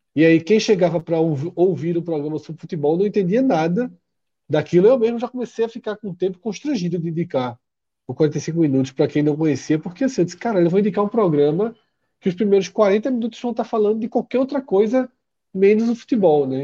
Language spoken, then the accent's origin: Portuguese; Olinda, Pernambuco, Brazil; Eu, quando era criança, anos 80, em Casa Caiada, ali, Casa Caiada com Jardim Atlântico